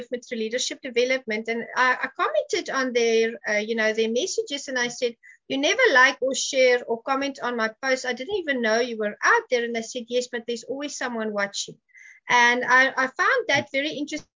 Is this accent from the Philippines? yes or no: no; South Africa; I'm from Africa